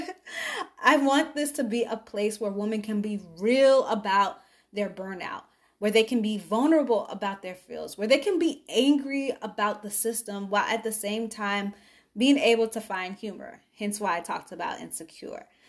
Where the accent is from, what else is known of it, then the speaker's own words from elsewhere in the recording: Chicago, Illinois, United States; I'm from Chicago. Grew up in the South Suburbs